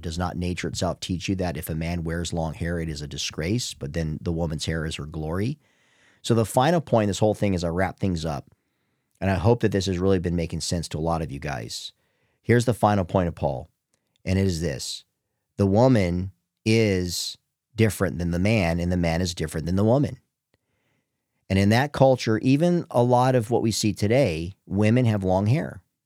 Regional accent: United States; I'm from the United States.

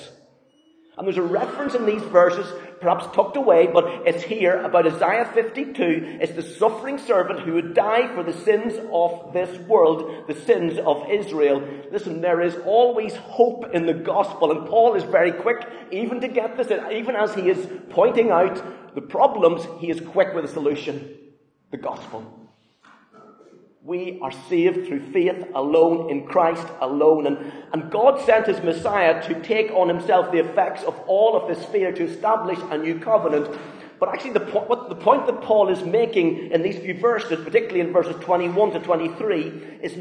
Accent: Northern Ireland, United Kingdom; moved away; Growing up in Northern Ireland

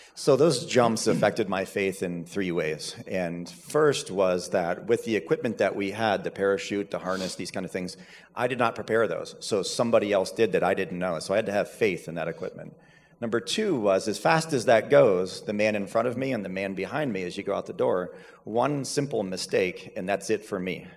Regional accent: Seville, Ohio, United States; I grew up in Seville, so that's where I've been my whole life for the most part, and went to Cloverleaf High School

